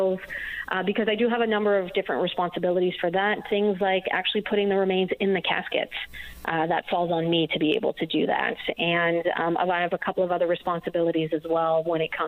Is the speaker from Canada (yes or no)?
yes; New Brunswick, Canada; I'm from New Brunswick